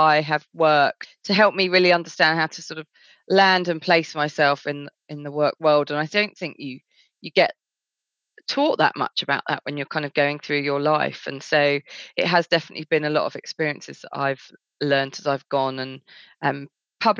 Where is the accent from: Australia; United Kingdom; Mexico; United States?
United Kingdom; Essex, East of England; I grew up in a fairly, I guess, white area of Essex